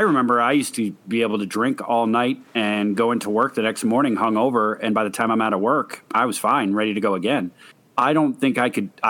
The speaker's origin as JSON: {"language": "English", "region": "New Hampshire", "country": "United States", "moved": "yes", "said": "I'm originally from New Hampshire"}